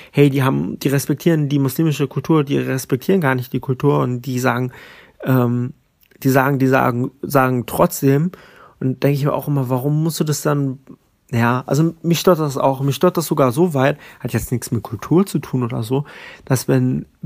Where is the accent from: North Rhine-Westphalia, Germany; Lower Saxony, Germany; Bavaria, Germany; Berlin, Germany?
Berlin, Germany; Ich bin in Berlin-Kreuzberg aufgewachsen und wir waren nur zwei deutsche Kinder in der Klasse.